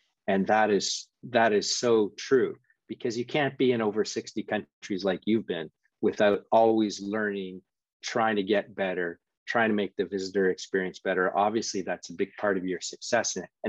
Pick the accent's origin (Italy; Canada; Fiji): Canada; moved away; I'm from Canada originally